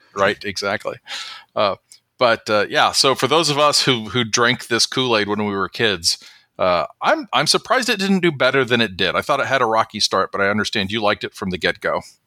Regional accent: Oklahoma, United States; moved away; my home state

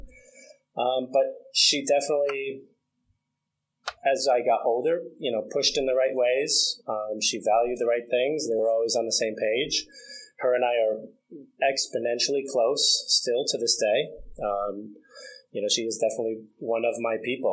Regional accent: Franklin, New York, United States; I'm from a really small town, upstate New York, Franklin, New York

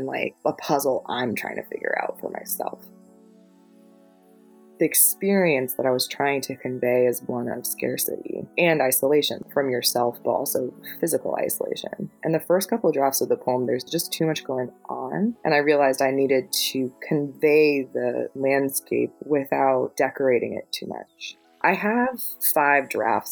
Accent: Florida, United States; moved away; I'm from Florida, born and raised, and lived there for most of my life

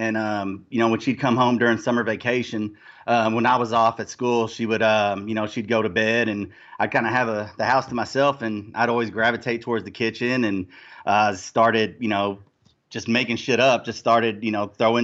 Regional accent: Louisville, Kentucky, United States; I'm from Louisville, Kentucky.

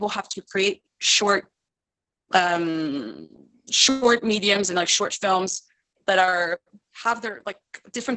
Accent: Romandy, Switzerland; first language French; English is a second language; moved away as an adult; also born or lived in United States; now in Paris, France; I grew up in Switzerland, but I live in France right now, and I lived in the States

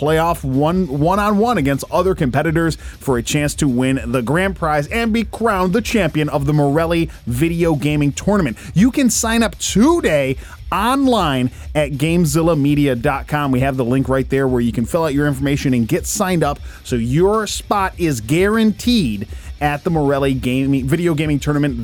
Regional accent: Westland, Michigan, United States; the city of Westland, my hometown

